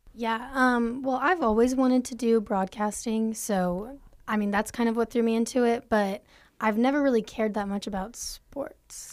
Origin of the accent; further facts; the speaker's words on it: Austin, Texas, United States; now in Abilene, United States; I'm from Austin, Texas